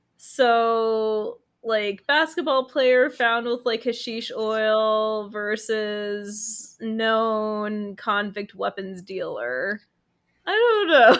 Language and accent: English; United States; I'm American is because my family left Ukraine